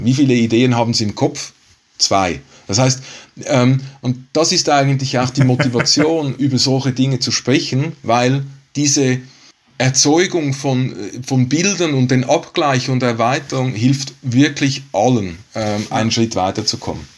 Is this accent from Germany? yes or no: no; Switzerland; als Schweizer